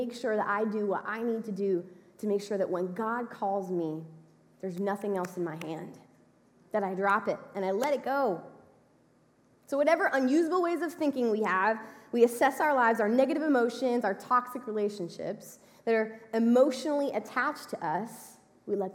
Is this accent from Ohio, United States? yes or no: no; Texas, United States; we're from Texas